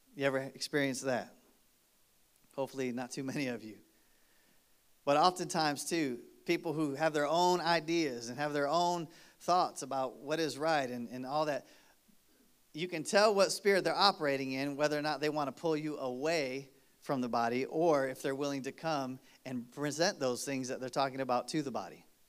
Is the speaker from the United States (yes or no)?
yes; Michigan, United States; moved away; I grew up in Michigan